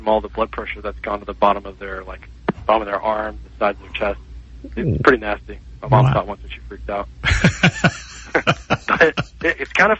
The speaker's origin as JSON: {"language": "English", "region": "North Carolina", "country": "United States", "tie": "born or raised there", "said": "I grew up in North Carolina."}